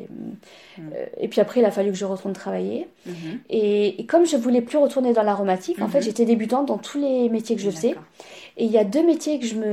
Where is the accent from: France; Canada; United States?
France; Nice, Provence-Alpes-Côte d'Azur; also born or lived in Marseille / Paris; Je suis pratiquement pure niçoise. Ouais. 40, plus de presque 50 ans que je suis à Nice. D'accord, ok. j'ai grandi ici. Hein. D'accord. Je suis née à Marseille.